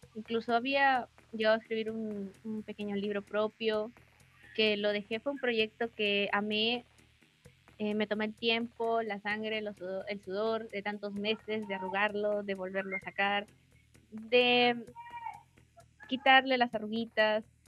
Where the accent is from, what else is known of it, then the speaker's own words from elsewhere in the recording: Peru; soy de Perú, tengo 19 años